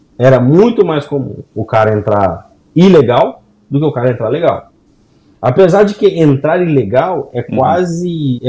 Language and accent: Portuguese; Governador Valadares, Minas Gerais, Brazil; now in United States; na minha quebrada, na minha região, no meu, a galera de governador Valadares aí para baixo